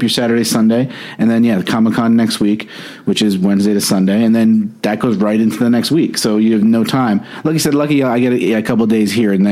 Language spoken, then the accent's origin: English; Orange County, New York, United States; I grew up in Orange County, New York